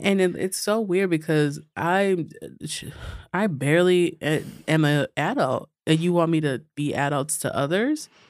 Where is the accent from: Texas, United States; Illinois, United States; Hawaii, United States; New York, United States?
New York, United States; New York City; I'm from, uh, Astoria, Long Island City